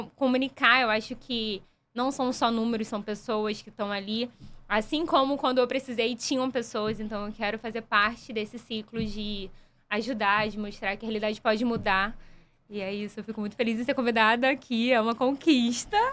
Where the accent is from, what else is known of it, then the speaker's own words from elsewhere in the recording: São Gonçalo, Rio de Janeiro, Brazil; eu sou de São Gonçalo